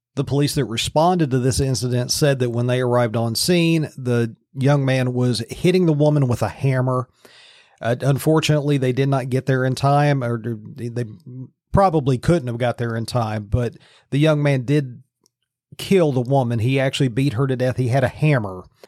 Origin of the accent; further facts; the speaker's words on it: Virginia, United States; now in Pennsylvania, United States; My home state of Virginia